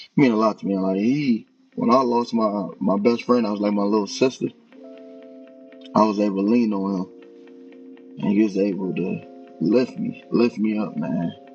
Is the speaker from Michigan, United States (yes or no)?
yes; Detroit, Michigan, United States; now in Buckeye, United States; I grew up in Detroit, Michigan, and I currently live in Buckeye, Arizona